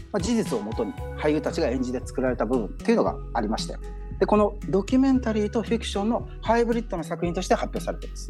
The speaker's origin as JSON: {"language": "Japanese", "country": "Japan", "moved": "yes", "lives_now": "Myanmar", "said": "ミャンマーにいる日本人"}